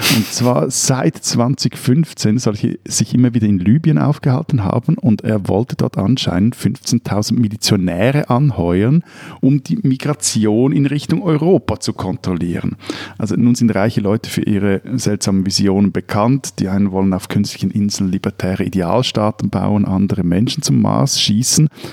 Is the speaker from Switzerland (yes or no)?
yes; Switzerland; bei uns in der Schweiz